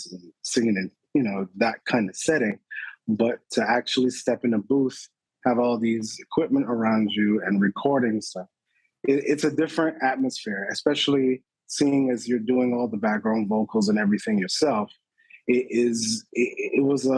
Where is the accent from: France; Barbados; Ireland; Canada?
Barbados; I'm originally from Barbados, born and raised.